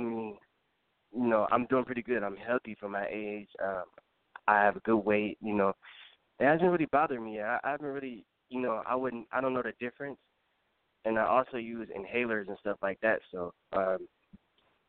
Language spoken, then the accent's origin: English; Bay Area, California, United States; I'm from California, from the Bay Area.